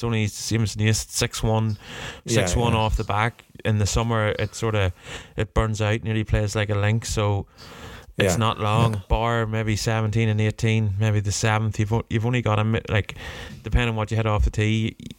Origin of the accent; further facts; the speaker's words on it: Warrenpoint, Northern Ireland, United Kingdom; growing up around Warren Point.